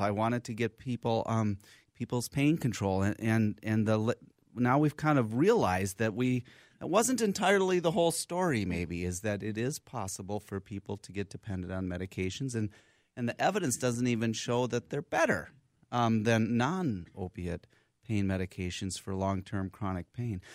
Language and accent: English; Minneapolis, Minnesota, United States; I'm from here. Went to my schooling here